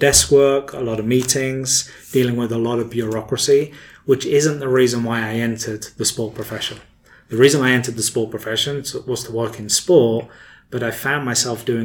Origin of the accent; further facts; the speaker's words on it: England, United Kingdom; moved away as an adult; now in United States; as a young person growing up in England